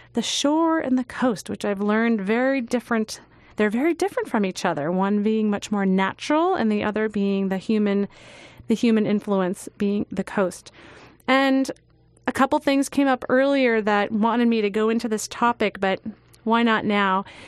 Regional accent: Long Island, New York, United States; I grew up on Long Island

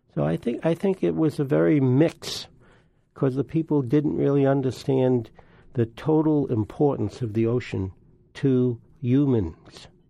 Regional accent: New York, United States; we lived right by the, uh, Long Island Sound and, uh, also the Hellgate. My granddad was a great fisherman and we used to go every day to the ocean.

